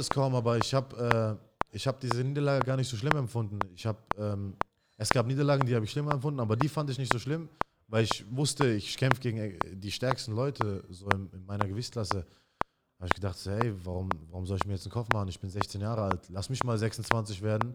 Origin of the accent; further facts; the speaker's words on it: Mannheim, Baden-Württemberg, Germany; also born or lived in Iraq; ich bin in äh, Neckarstadt in Mannheim groß geworden